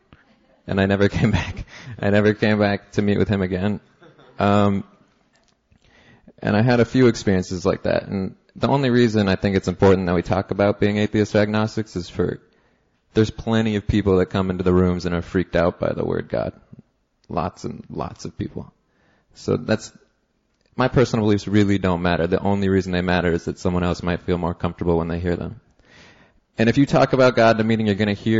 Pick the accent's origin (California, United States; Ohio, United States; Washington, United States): Washington, United States; Seattle; now in New York, United States; I live in New York. I'm from Seattle originally.